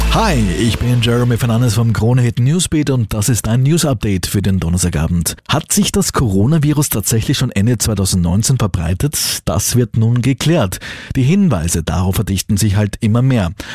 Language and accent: German; Austria